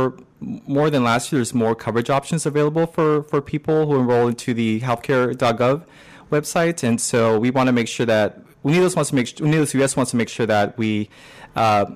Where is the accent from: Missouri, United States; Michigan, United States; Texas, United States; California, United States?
California, United States; Pico Rivera; moved away as an adult; also born or lived in Berkeley, California / Boston, Massachusetts; now in Washington, D.C., United States; I'm originally from Pico de Vera, California, which is in LA County